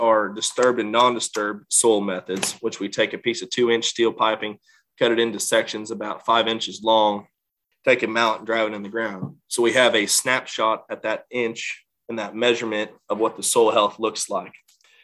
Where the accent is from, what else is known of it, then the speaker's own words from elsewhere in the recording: Illinois, United States; my home state of Illinois